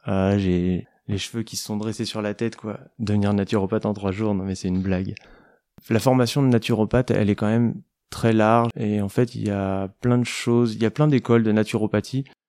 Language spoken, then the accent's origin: French; Aveyron, Occitania, France; also born or lived in Paris; now in Marseille, France; je suis originaire de l'Aveyron